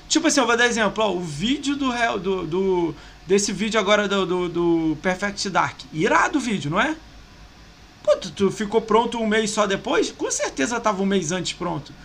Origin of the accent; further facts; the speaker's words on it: Brazil; eu sou brasileiro